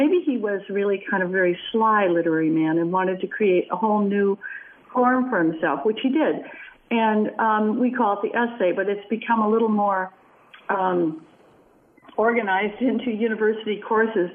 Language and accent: English; St. Paul, Minnesota, United States; my hometown of St. Paul